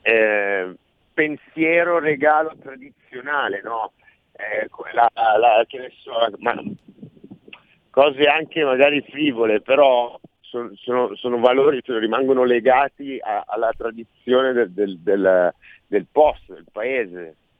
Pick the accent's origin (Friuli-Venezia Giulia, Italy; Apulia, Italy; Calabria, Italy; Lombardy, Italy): Lombardy, Italy; Milan; accent: Milanese; also born or lived in Sciacca, Sicily; questo accento tradisce una parlata milanese